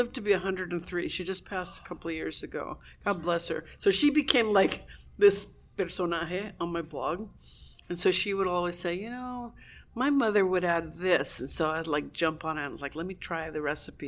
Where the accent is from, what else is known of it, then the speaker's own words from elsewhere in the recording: Cuba; now in United States; So being Cuban on the West Coast is very different. And you know, I'm walking around. I'm American, obviously. I've raised here.